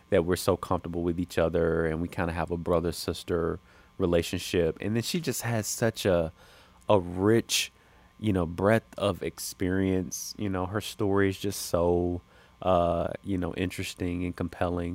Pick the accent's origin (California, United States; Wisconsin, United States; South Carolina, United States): South Carolina, United States; moved away as an adult; now in Los Angeles, United States; born and raised in South Carolina. Spent the first twenty-five years of my life in South Carolina